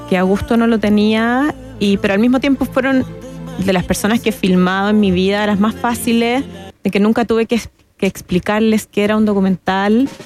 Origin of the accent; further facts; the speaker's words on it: Chile; tenemos que como chilenos reconstituir nuestra memoria emocional